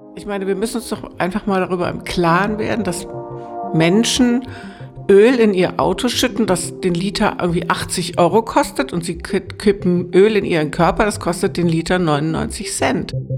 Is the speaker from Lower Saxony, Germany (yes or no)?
yes; Lower Saxony, Germany; now in Potsdam, Germany; ich bin ja gebürtig aus Niedersachsen